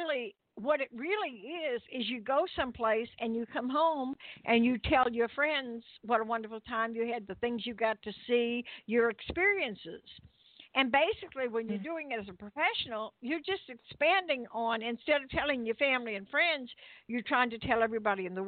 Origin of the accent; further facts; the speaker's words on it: New Orleans, Louisiana, United States; I am from New Orleans originally